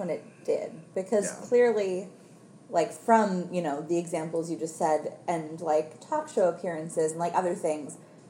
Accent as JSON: {"language": "English", "town": "Newburgh", "region": "Maine", "country": "United States", "moved": "yes", "said": "Bangor, which is, yes, the closest city to where I'm from. I am from Newburgh, Maine."}